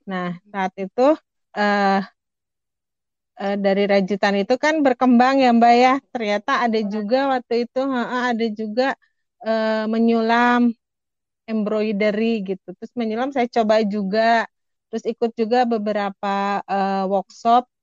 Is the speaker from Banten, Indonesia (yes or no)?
no; Bandung, West Java, Indonesia; aku kan berasal dari Bandung udah gitu orang Sunda pula.